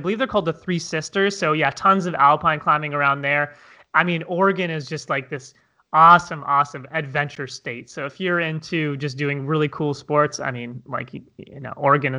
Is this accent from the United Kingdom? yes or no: no; Toronto, Ontario, Canada; I'm originally from Toronto, Canada.